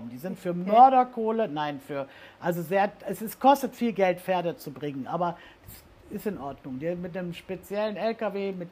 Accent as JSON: {"language": "German", "region": "Rhineland", "country": "Germany", "said": "Und als Rheinländer in Ostwestfalen, das geht nicht."}